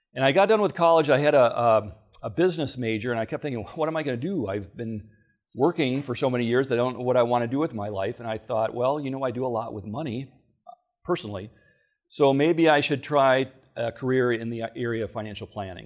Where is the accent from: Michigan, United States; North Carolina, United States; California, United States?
Michigan, United States; Battle Creek; I'm actually a native of Michigan. I was born in Battle Creek.